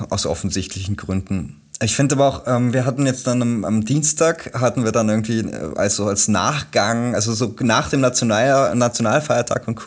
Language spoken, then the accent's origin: German; Germany; also ich bin ja Deutscher, ich muss immer sagen